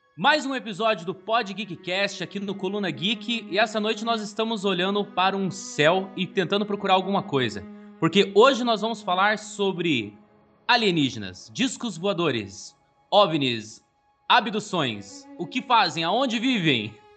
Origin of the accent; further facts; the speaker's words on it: Curitiba, Paraná, Brazil; nós somos aqui de Curitiba